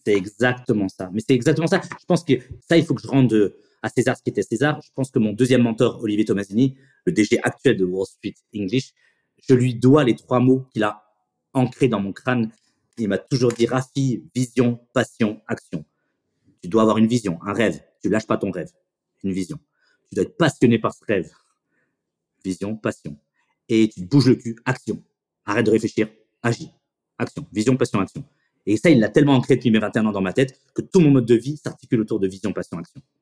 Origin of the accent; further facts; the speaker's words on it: Chennevières-sur-Marne, Île-de-France, France; je viens du lycée Champlain de Chenevière